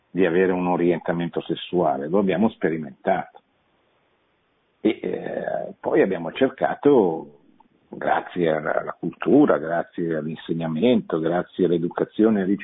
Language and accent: Italian; Milan, Lombardy, Italy; born there; eh, io sono nato a Milano, non è